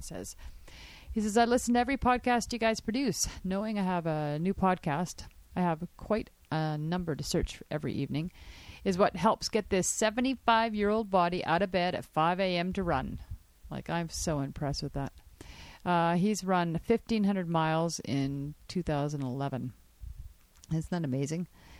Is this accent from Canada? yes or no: yes; Sparwood, British Columbia, Canada; I was humbled when I signed up at the pool here in my hometown of Sparwood, BC, and realized that I could swim, but not really.